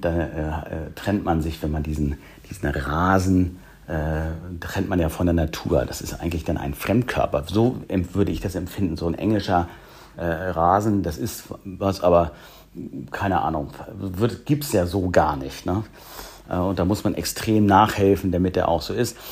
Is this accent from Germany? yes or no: yes; a suburb of Hamburg, Germany; Ich bin im Vorort von Hamburg äh, groß geworden